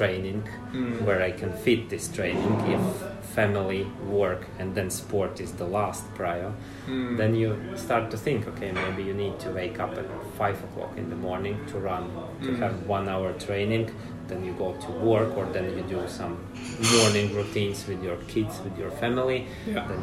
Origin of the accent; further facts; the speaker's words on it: Riga, Latvia; moved away as an adult; now in Helsinki, Finland; originally I'm from Latvia, Riga.